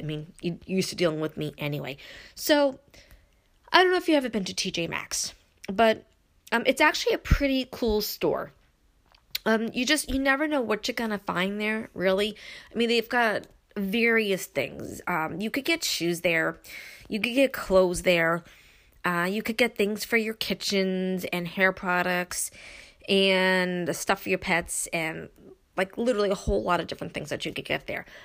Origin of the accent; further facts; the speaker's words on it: New York City, New York, United States; moved away; growing up in Brooklyn, moving to upstate